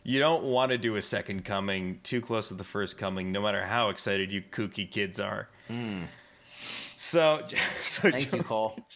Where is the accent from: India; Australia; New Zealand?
Australia; accent: Australian; yeah, just telling me my Australian accent is is dog shit